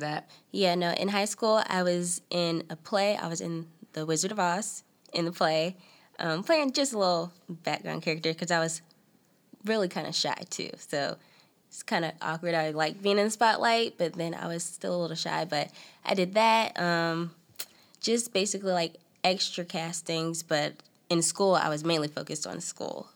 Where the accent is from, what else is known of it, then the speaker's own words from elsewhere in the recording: Selma, North Carolina, United States; also born or lived in Raleigh, North Carolina / Clayton, North Carolina; I was born in Raleigh. Been in Raleigh all my life. Basically, I moved to Selma, North Carolina, when I was about three or four